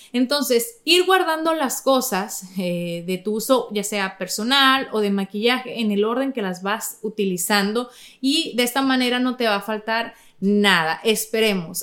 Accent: Navojoa, Sonora, Mexico; de donde yo soy, Navojoa

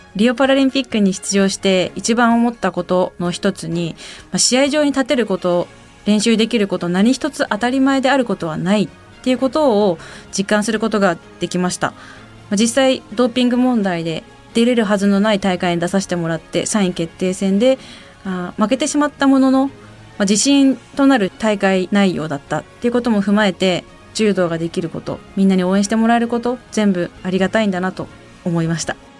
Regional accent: Iwaki, Fukushima, Japan; 私の地元いわき

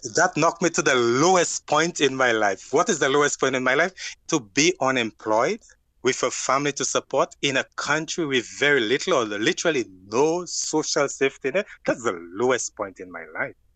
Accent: St. Lucia; moved away as an adult; now in Canada; I am from the Caribbean island named Saint Lucia.

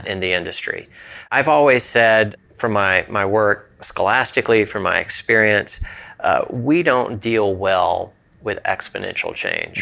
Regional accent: Southeast, United States; I'm from the Southeast

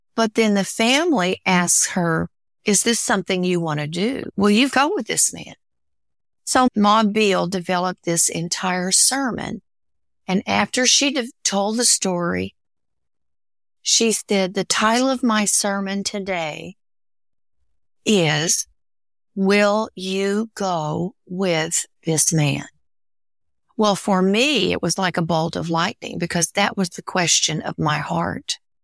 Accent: the Ozarks, United States; growing up in the Ozarks, growing up a hillbilly

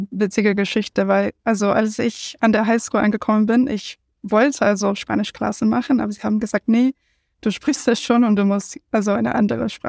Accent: United States; German is a second language; ich bin …, ich komme aus den USA, wo viele Leute eigentlich einsprachig sind, aber nicht ich

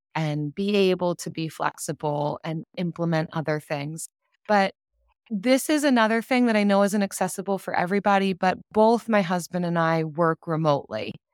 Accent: United States; I'm from the United States

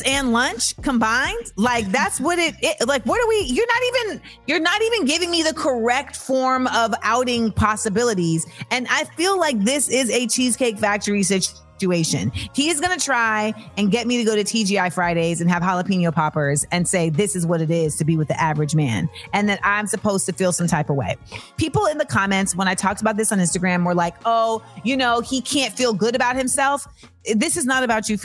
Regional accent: Florida, United States; I'm from Florida.

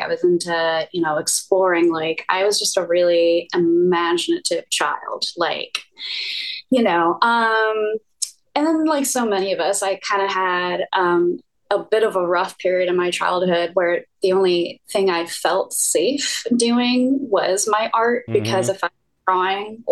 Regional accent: Atlanta, Georgia, United States; also born or lived in San Diego; I grew up in Atlanta actually

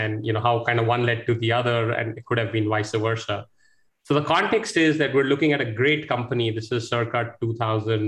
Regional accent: India; moved away as an adult; also born or lived in United States; I grew up in India here, went to one of the IITs, went abroad to the US, stayed there for about 14 years. Came back to India in 2007.

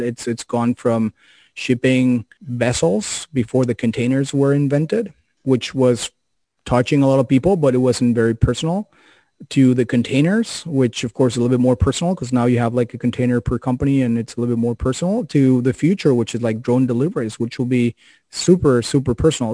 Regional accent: Mexico; moved away; I'm originally from Mexico

